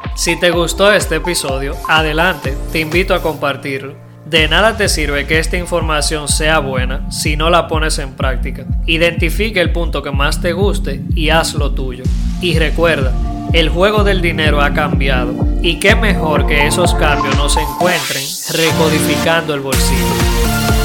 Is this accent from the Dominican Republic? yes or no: yes; Dominican Republic; en mi país, República Dominicana